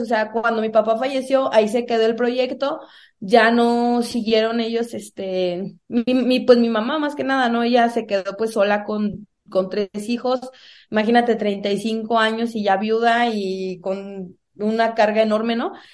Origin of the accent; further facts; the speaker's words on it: Salamanca, Guanajuato, Mexico; also born or lived in Cuaramaro; nací en Cuaramalo, pero crecí en Salamanca, Guanajuato, en una comunidad, la verdad, muy humilde